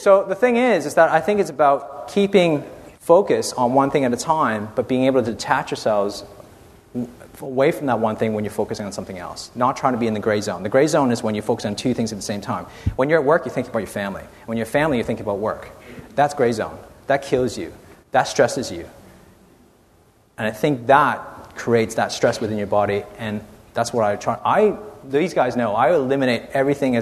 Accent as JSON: {"language": "English", "country": "Canada", "moved": "as an adult", "lives_now": "Australia", "said": "I'm from Canada, so, you know, I've frozen my skin for about, you know, the last 27 years first, and then came to Australia"}